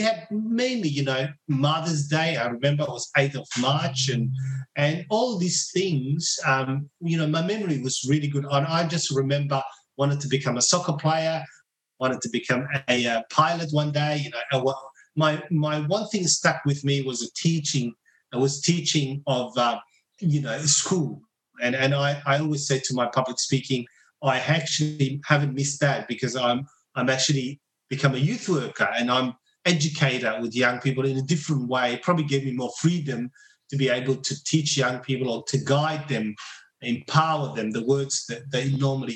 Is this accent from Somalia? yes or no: yes; Mogadishu, Banaadir, Somalia; English is a second language; now in Australia; Growing up in Mogadishu